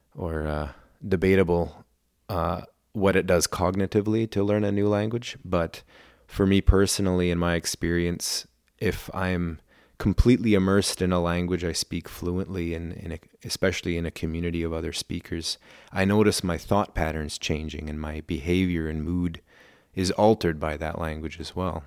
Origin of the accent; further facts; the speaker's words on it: Port Hardy, British Columbia, Canada; first language German; English is a second language; when I was growing up in Port Hardy